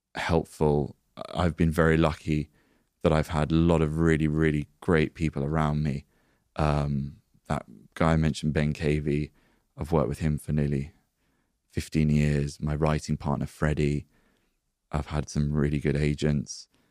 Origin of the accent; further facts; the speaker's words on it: United Kingdom; We're British